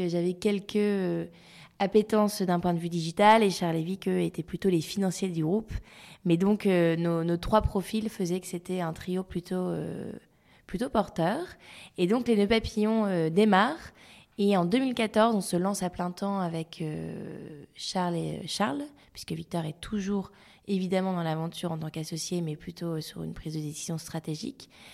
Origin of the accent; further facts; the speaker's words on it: Lille, Hauts-de-France, France; now in Paris, France; je suis lilloise d'origine